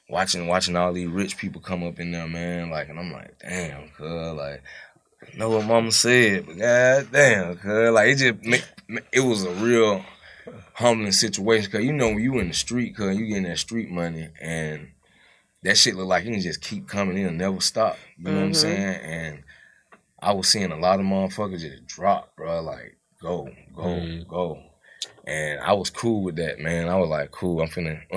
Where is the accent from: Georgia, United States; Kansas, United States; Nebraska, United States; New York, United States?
Georgia, United States; Atlanta; also born or lived in Cleveland Avenue (Zone 3), Atlanta / Decatur, Georgia; being straight from Atlanta